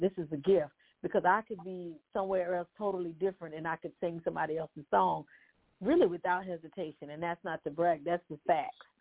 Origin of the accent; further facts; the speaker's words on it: Santee, South Carolina, United States; now in Orangeburg, United States; I'm from Orangeburg, South Carolina, originally from Santee, South Carolina